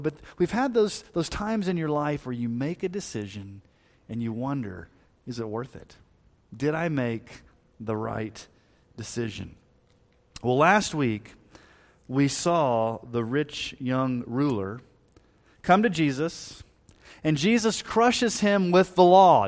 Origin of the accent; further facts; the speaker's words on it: Texas, United States; moved away; also born or lived in Colorado; before we moved to Colorado, when we were growing up in Texas